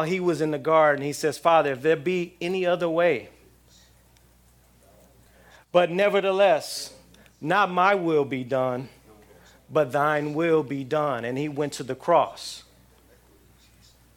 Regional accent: outside of L.A., Southern California, United States; now in South Florida, United States; I'm in South Florida now, but I grew up in Southern California. And living in Southern California, living outside of L.A.

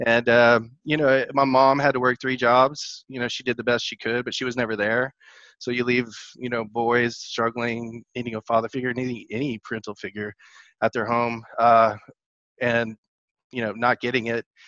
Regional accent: Dallas, Texas, United States; moved away as an adult; also born or lived in Georgia; now in Atlanta, United States; I'm a Texas boy living in Georgia right now. Uh, I grew up most of my life in Dallas.

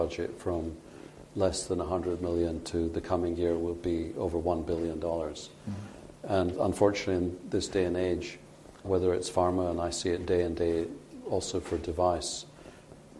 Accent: Scotland, United Kingdom; moved away; I like to say as a Scotsman

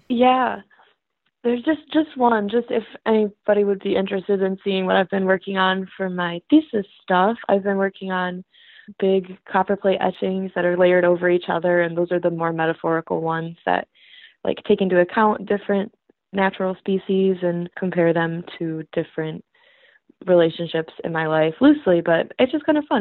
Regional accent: Hudsonville, Michigan, United States; now in Grand Rapids, United States; I'm from Hudsonville, it's really close by, about a half hour away

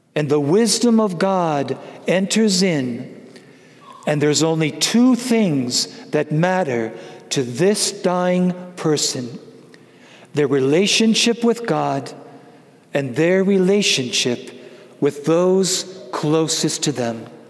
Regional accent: Wisconsin, United States; I'm from Wisconsin

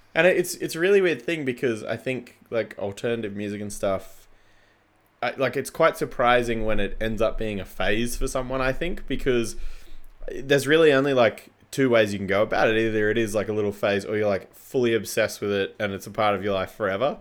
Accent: Canberra, Australian Capital Territory, Australia; now in Melbourne, Australia; growing up in Canberra

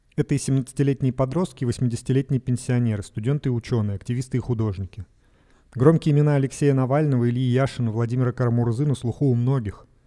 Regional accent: Russia; moved away; часть россиян, э, такие как вы, я, кто уехал из России

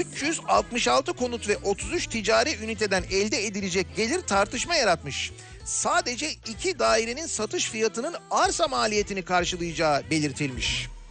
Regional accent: Istanbul, Turkey; now in Izmir, Turkey; İzmir'deyim ama İstanbulluyum

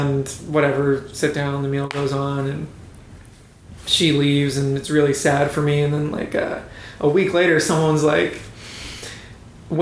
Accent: Philadelphia, Pennsylvania, United States; I'm from Philadelphia

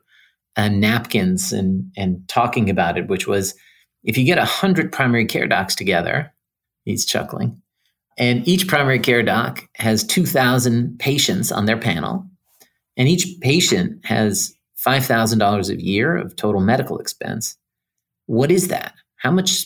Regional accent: Iran; moved away; also born or lived in New York City; I grew up in Iran

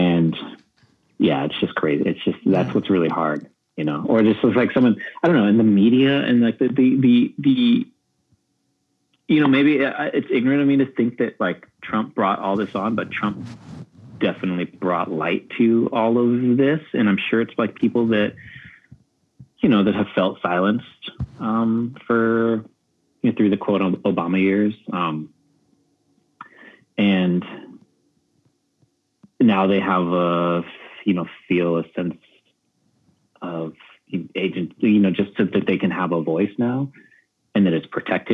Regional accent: San Diego, California, United States; I grew up in San Diego, a border kid crossing the border whenever

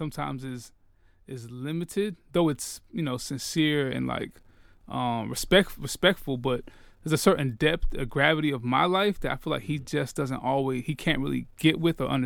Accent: Gwinnett, Georgia, United States; I grew up in Gwinnett

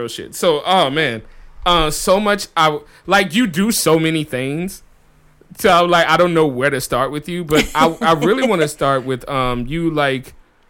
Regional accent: Chicago, Illinois, United States; also born or lived in New Orleans; You know, from where I came from. I came from Chicago, New Orleans, states like that.

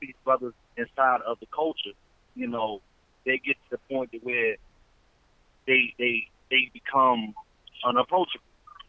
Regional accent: the South, United States; I'm not in New York. I'm not in California. Mm-hmm. I'm not in Jersey. I'm not up north. You know, I'm from the South.

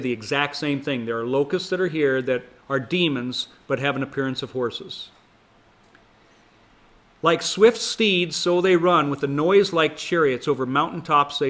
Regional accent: Montana, United States; When I was growing up in Montana

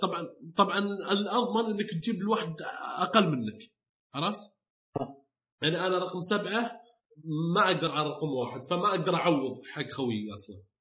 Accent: Saudi Arabia; عندنا بالسعوديه

